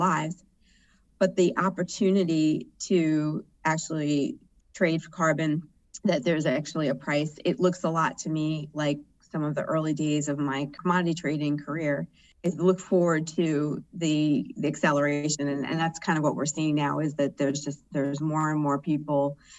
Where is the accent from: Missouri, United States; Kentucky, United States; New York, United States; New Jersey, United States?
New York, United States; also born or lived in Houston; I'm a New Yorker by background. I still live in New York